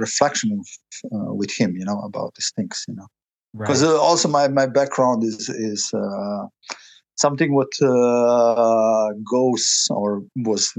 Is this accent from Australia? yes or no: no; Croatia; also born or lived in Bosnia and Herzegovina / Germany; now in Paris, France; I grew up in the Croatia, then I landed in Germany.